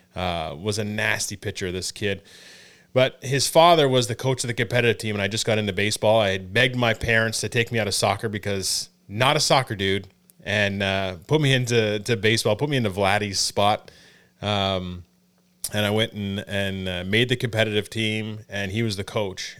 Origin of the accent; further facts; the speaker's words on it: Elmer, Ontario, Canada; I grew up in Elmer.